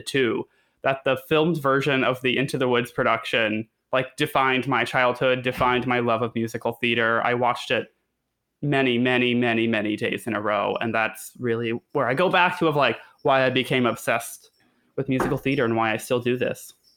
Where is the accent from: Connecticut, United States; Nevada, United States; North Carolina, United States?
Connecticut, United States; I'm from Connecticut, and my mom always took me to matinee days